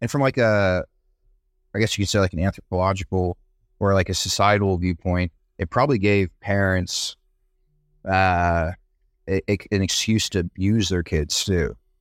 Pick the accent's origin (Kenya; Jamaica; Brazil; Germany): Brazil; now in New York, United States; I grew up in Brazil, and we never got snow